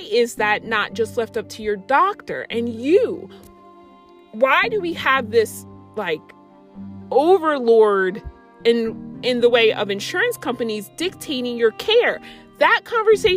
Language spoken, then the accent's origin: English; United States; as an American